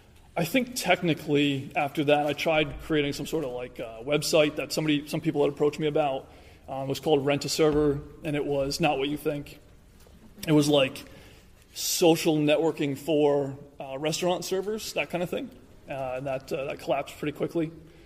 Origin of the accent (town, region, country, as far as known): New York, United States; born or raised there